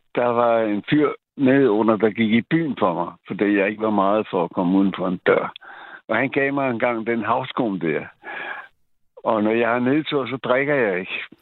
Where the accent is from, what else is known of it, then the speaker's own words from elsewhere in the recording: Copenhagen, Capital Region of Denmark, Denmark; jeg er født og opvokset i Tibirgade